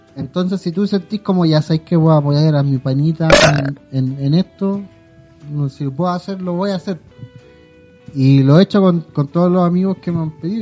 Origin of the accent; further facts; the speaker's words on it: Quilicura, Santiago Metropolitan Region, Chile; yo soy de Quilicura